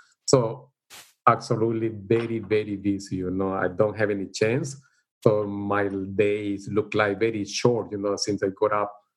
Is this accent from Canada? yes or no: no; El Salvador; English is a second language; moved away as an adult; now in Perth, Australia; I came to Australia 29 years ago from El Salvador